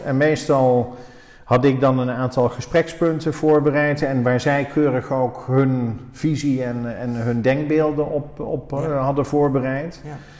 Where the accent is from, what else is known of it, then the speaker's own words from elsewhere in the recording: Oosterhout, North Brabant, Netherlands; moved away; also born or lived in Breda; onze roots liggen in Oosterhout. Ik ben er al 40 jaar weg, maar ik ben er geboren en getogen